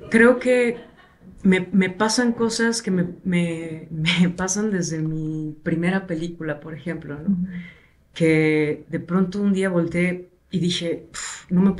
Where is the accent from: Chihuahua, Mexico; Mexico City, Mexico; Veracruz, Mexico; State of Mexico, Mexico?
Veracruz, Mexico; Minatitlán; yo crecí en Veracruz